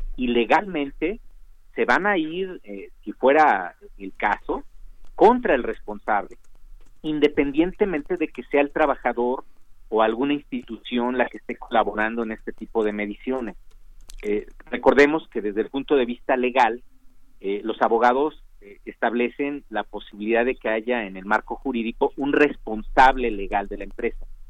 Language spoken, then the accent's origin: Spanish; Mexico; nosotros como mexicanos